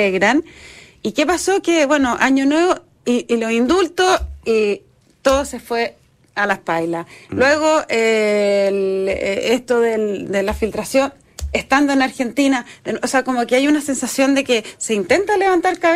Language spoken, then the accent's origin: Spanish; Chile; Pero el punto es que no somos argentinos.